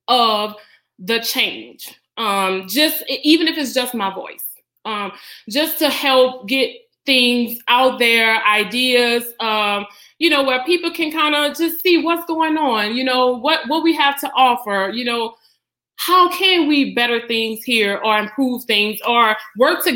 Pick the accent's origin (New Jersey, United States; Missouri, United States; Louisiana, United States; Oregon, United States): Louisiana, United States; Donaldsonville; I am a current resident of Donaldsonville. I grew up here